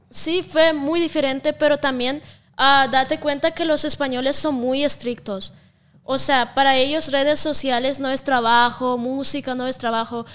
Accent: Siberia, Russia; accent: Russian; Spanish is a second language; also born or lived in Moscow, Russia / Spain; now in Mexico; soy de Rusia. Sí, pero de La parte de, Rusia que de donde soy se llama Siberia, es la parte más fría del mundo

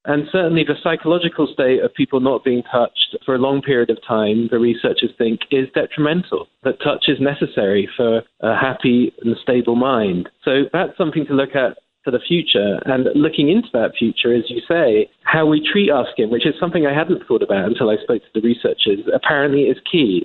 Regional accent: England, United Kingdom; accent: English; moved away as an adult; now in United States; As an Englishman, as you can tell by my accent

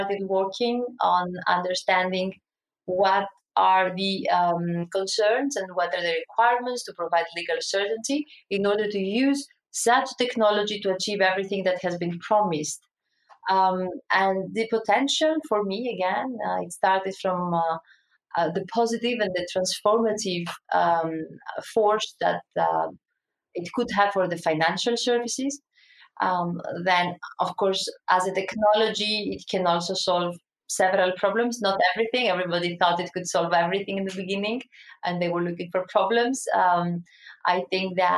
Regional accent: Greece; we're coming like from Greece

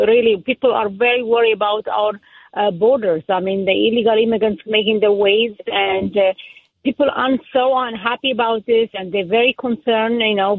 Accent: Israel; now in Nassau County, United States; I grew up in Israel

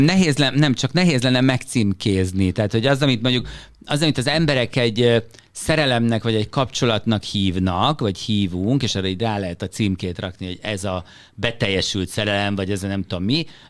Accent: Hungary; moved away as an adult; Magyarországban, Magyarországból jöttem

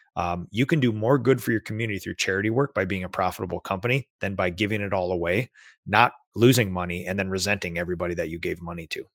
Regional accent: Minnesota, United States; as a Minnesotan

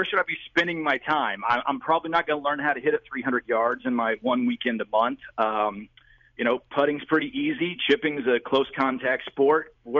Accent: Gallatin, Missouri, United States; born or raised there; now in St. Louis, United States

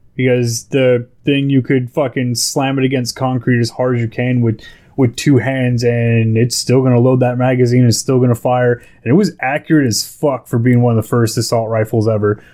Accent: California, United States; I'm from California. I will say, hey, California is my home. That's where I was born and raised

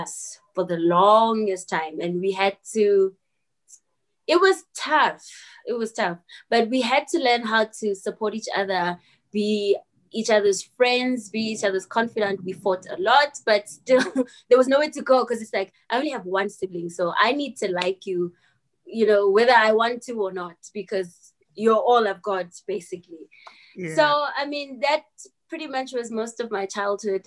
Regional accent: Soweto, Gauteng, South Africa; I grew up in Soweto

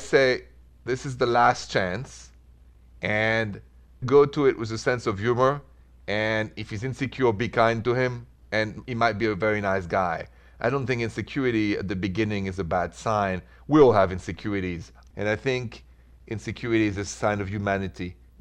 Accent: France; I'm from France

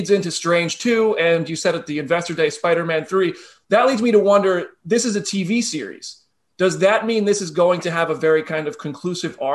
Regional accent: New Jersey, United States; That's my original domain. I grew up in New Jersey.

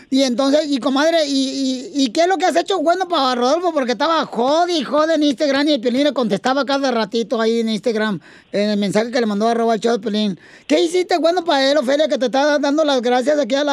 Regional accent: Mexico City, Mexico; soy de la Ciudad de México.

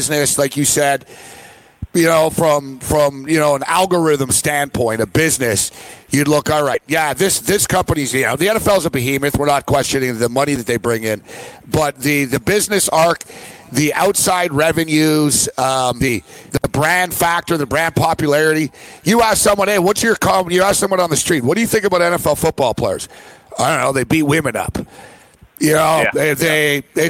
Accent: Canada; I'm Canadian

